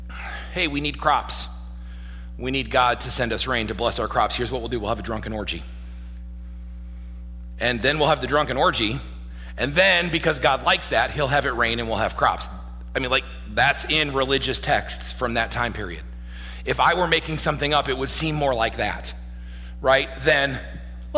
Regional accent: Midwest, United States; I was born in the Midwest

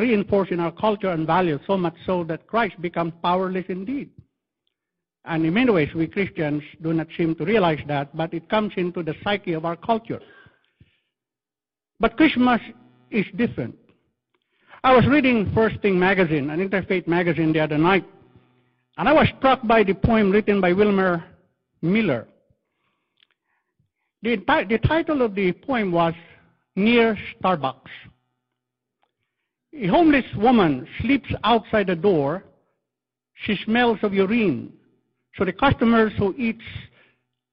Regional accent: Philippines; accent: Filipino English; I'm using Filipino English

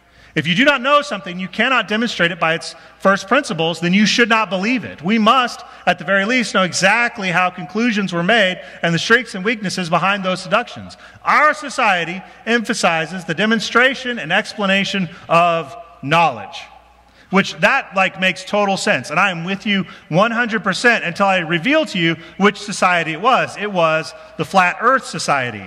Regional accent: Colorado, United States; I'm from Colorado

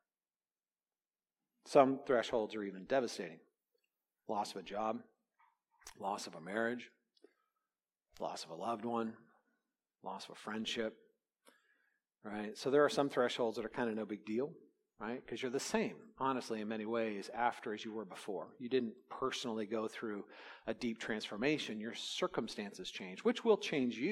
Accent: California, United States; Growing up in California, I was very aware of thresholds because as a kid, we did a lot of earthquake, you know, drills

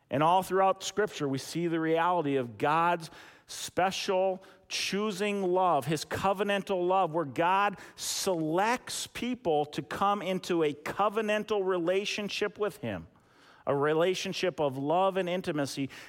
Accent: United States; especially for us as American Christians

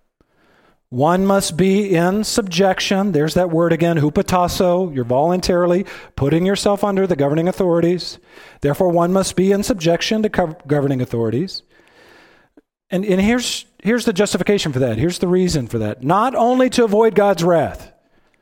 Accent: Texas, United States; I'm from Texas.

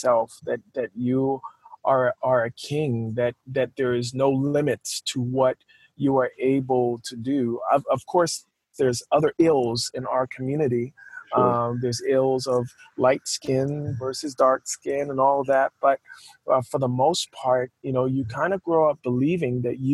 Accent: Barbados; also born or lived in Toronto, Canada / Huntsville, Alabama; now in United States; I was born in Toronto, Canada. But I was raised on the island of Barbados

